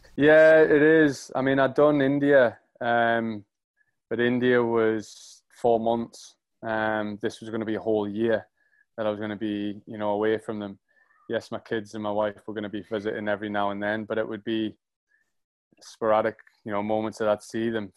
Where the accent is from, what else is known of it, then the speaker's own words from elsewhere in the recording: Ponteland, near the Scottish border, North East England, United Kingdom; accent: Geordie; moved away; I grew up in a little town called Barraca-Pontyweed, which is just on the Scottish border. Uh, it's an hour from Edinburgh and an hour from Newcastle.